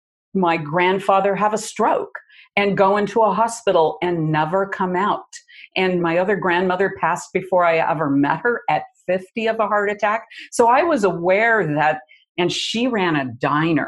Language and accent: English; Midwest, United States; moved away; I grew up in the Midwest in the 50s